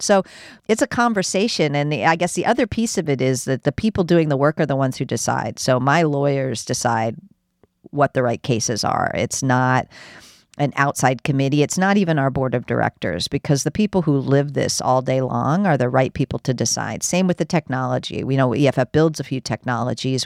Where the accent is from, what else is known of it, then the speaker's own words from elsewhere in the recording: United States; I'm an American